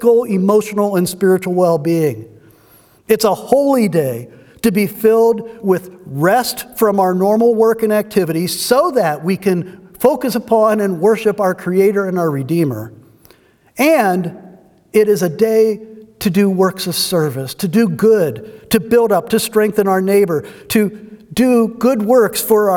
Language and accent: English; United States; our lives as American Christians